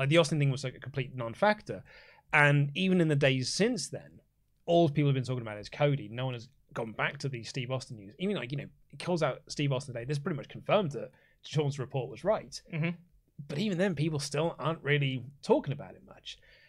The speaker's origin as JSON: {"language": "English", "country": "Canada", "said": "because I'm Canadian, therefore I like Bret Hart."}